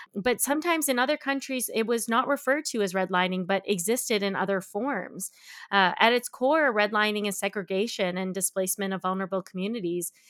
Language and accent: English; Canada; Where I grew up in Canada